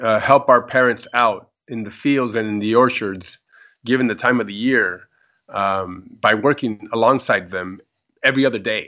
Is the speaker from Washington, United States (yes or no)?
yes; Toppenish, Washington, United States; moved away as an adult; also born or lived in California / Garza González, Nuevo León, Mexico; now in McAllen, United States; I was able to go to college and get a law enforcement career as a police officer in the city where I grew up in Toppenish, Washington.